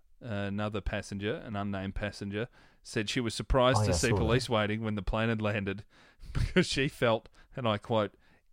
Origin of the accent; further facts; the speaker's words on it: Melbourne, Victoria, Australia; I remember as a kid growing up in Melbourne